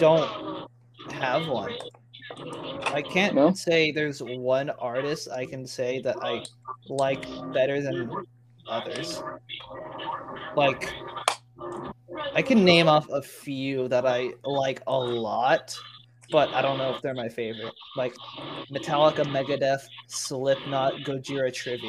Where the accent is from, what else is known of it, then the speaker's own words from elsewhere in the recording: Texas, United States; also born or lived in California; I was born in California, but I was too young to remember anything in California before I moved to Texas